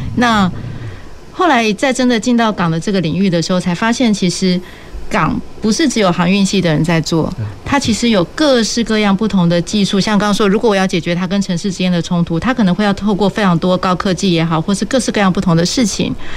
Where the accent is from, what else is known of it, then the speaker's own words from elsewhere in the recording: Taipei, Taiwan; moved away as an adult; now in Kaohsiung, Taiwan; 我是台北长大的小孩，这样，可是我大学开始在中山念